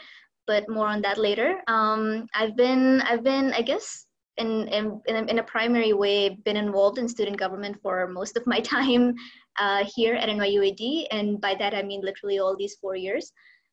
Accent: Lahore, Punjab, Pakistan; moved away as an adult; now in Abu Dhabi, United Arab Emirates; I'm from Lahore in Pakistan. That's where I have lived for most of my life

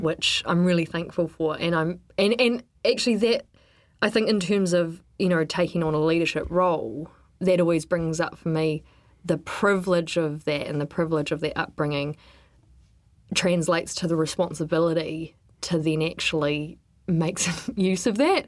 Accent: Wellington, New Zealand; I grew up in Wellington

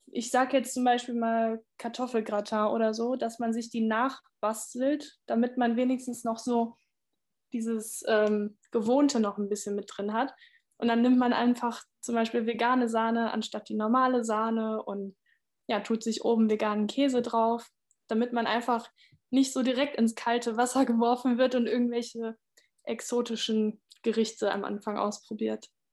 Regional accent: Essen, North Rhine-Westphalia, Germany; ich komme aus NRW, aus Essen

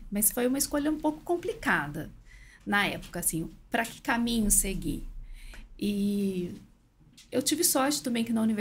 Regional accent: Minas Gerais, Brazil; eu sou de uma cidade pequena, interior de Minas.

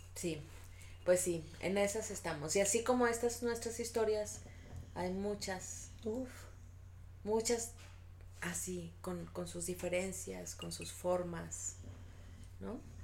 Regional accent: Guadalajara, Jalisco, Mexico; somos de Guadalajara, estamos en Guadalajara

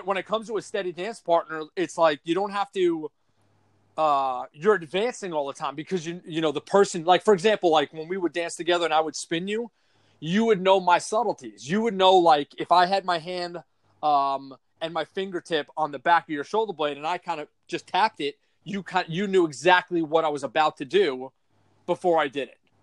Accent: New York, United States; also born or lived in San Antonio, Texas; I'm from New York

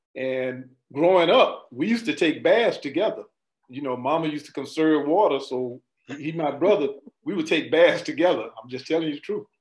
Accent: Winter Haven, Florida, United States; growing up in Winter Haven

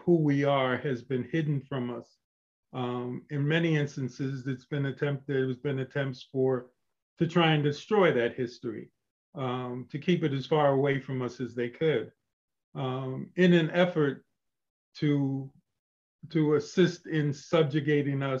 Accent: Albany, New York, United States; we grew up on First Street. I was there for maybe the first 8 or 10 years of my life. And then we moved to the newly built Colony Street projects. And I lived there all the way through high school and college

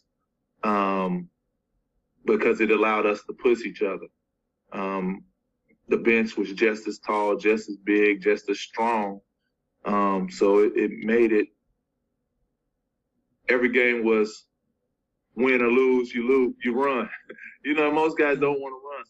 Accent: Cincinnati, Ohio, United States; I'm from Cincinnati

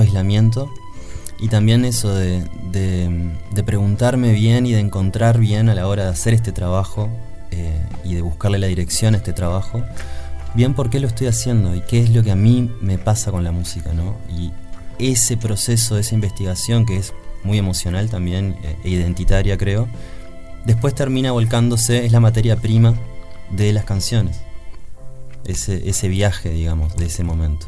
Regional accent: Uruguay; les uruguayes

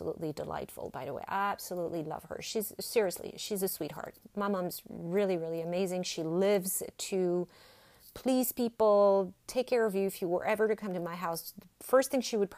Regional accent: French Alps, France; accent: French; English is a second language; moved away as an adult; now in United States; Born and raised in France, French Alps, as a matter of fact.

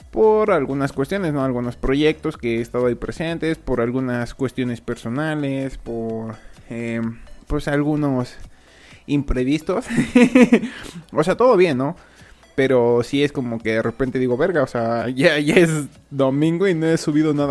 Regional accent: Mexico; la mayoría de, del, público es de España y yo soy de México

